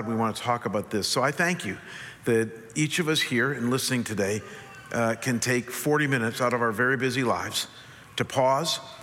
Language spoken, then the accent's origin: English; Chagrin Falls, Ohio, United States; In Cleveland, where I grew up